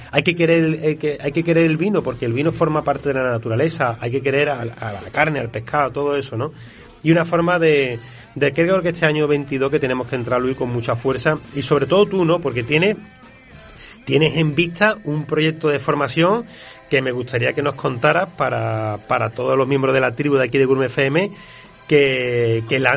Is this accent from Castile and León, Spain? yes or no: no; Málaga, Andalusia, Spain; bueno, pues yo soy de Málaga